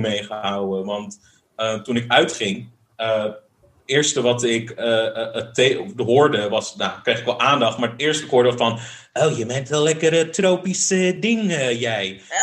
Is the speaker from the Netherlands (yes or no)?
yes; The Hague, South Holland, Netherlands; moved away as an adult; also born or lived in Tokyo; now in Rijswijk, Netherlands; ik ben wel echt een Hagenees. Ja, ja, Ik, ik ben in Den Haag geboren, getogen, gestudeerd.